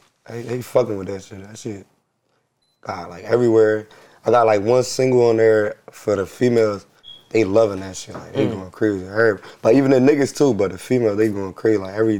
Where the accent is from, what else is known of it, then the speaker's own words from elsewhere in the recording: New Jersey, United States; I'm from Jersey, but I got, like, folks up here, like, from the North.